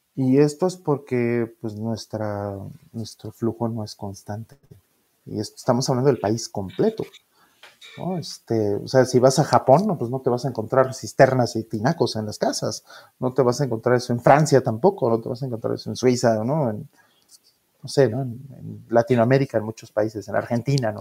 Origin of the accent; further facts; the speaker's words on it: Mexico; como los mexicanos